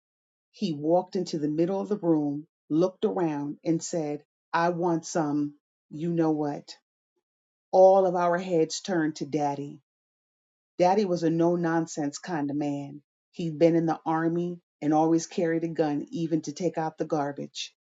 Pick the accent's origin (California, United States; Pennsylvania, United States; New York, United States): New York, United States; Troy; I was born on a hot June day at St. Mary's Hospital in Troy, New York